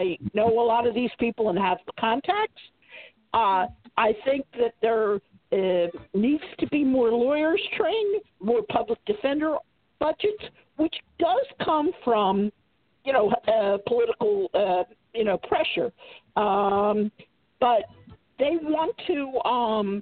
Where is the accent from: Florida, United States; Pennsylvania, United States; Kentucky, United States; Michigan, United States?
Pennsylvania, United States; Philadelphia; I came back to Philadelphia because that was my hometown.